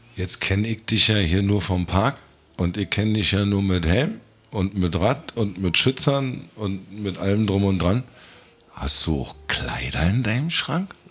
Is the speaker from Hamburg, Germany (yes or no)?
no; Rügen, Mecklenburg-Vorpommern, Germany; now in Berlin, Germany; Ich bin ja auch Rüganer